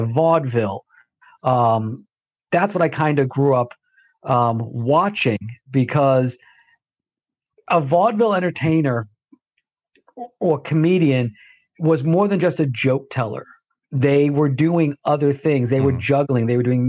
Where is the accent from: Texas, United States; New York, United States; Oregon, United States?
New York, United States; New York City; also born or lived in Los Angeles / Las Vegas; now in St. Louis, United States; I was born in Queens, New York. Have lived in LA Las Vegas